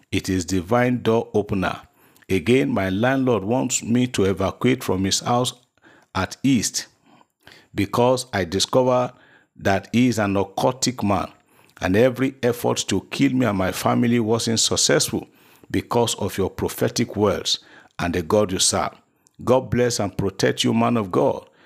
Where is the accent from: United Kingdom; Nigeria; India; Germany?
Nigeria; Lagos; from Lagos.